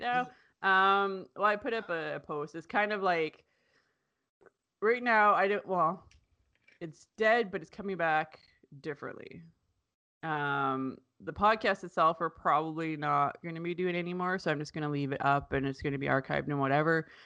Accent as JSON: {"language": "English", "country": "Canada", "said": "I'm Canadian"}